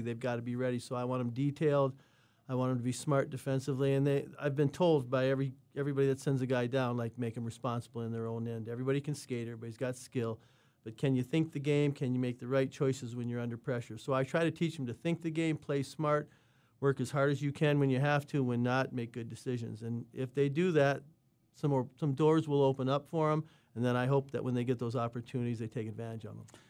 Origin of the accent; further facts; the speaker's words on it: Minnesota, United States; I'm from Minnesota